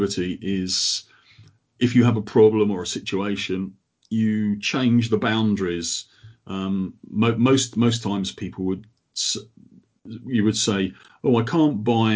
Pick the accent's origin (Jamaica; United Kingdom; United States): United Kingdom; Croydon, London; now in Sheffield, United Kingdom; Originally, I'm from Croydon